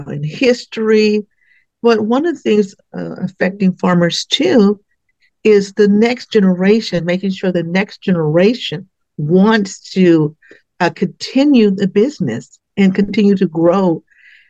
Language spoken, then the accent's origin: English; Richmond, California, United States; moved away as an adult; now in Solano County, United States; I am a native from Richmond, California. So, and then I moved here 30 years ago